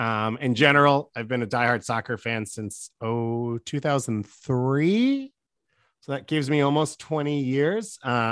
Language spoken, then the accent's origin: English; New York, United States; I am from New York. I live in New York because it's the greatest city in the world.